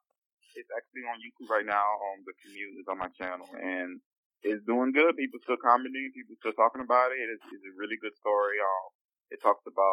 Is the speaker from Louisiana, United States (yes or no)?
yes; New Orleans, Louisiana, United States; Growing up in New Orleans, very homophobic